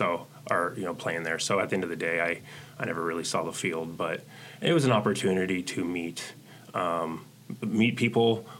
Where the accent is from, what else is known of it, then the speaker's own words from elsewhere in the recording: Chandler, Arizona, United States; born there; also born or lived in Omaha; Oh, so I was born in Arizona. Chandler Air Force Base, which I hear no longer exists, and so that's like on my birth certificate.